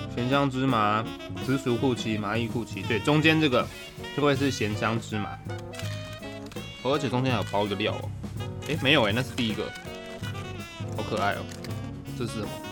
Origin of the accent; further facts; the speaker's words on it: Taichung, Taiwan; moved away; 我身为一个台中人